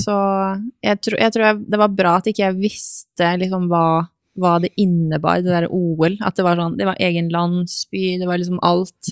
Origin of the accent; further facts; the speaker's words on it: Norway; moved away as an adult; also born or lived in Romania / Hungary; jeg var norsk